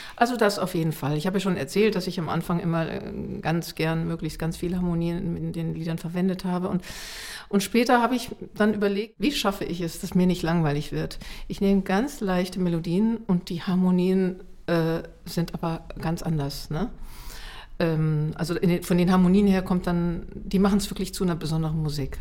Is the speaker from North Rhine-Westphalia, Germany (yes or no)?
no; Munich, Bavaria, Germany; ich bin ja in München aufgewachsen